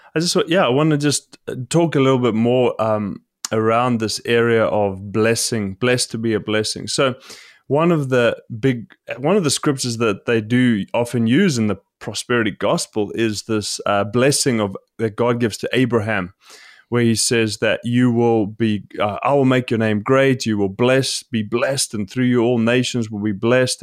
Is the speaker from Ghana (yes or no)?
no; South Africa; I grew up in South Africa